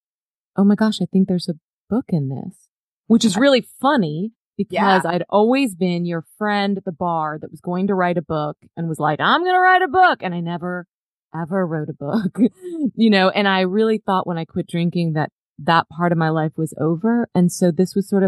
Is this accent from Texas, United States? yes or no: yes; Dallas, Texas, United States; I grew up in Dallas, Texas, and my family had moved here from the East Coast